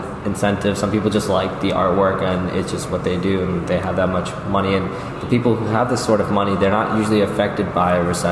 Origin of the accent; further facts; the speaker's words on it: New York City, New York, United States; growing up in Jamaica, Queens